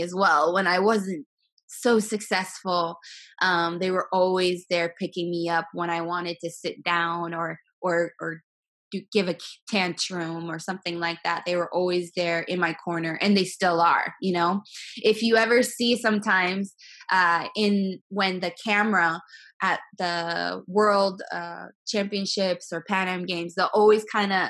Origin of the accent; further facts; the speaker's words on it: Sturgis, South Dakota, United States; also born or lived in Philippines; now in Miami, United States; I'm originally from Sturgis, South Dakota, a very, very small town